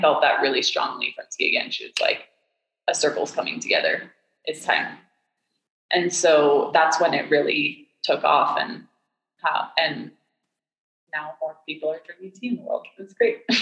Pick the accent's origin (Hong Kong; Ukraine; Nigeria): Hong Kong; also born or lived in Miami; now in Boulder, United States; I grew up in Hong Kong, and I um, I moved there when I was five